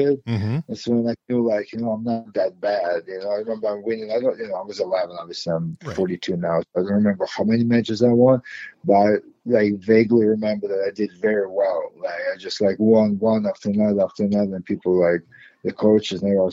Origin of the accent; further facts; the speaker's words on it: Moscow, Russia; also born or lived in Ukraine / New York, United States / New Jersey, United States; now in United States; as a young kid, like I grew up in Moscow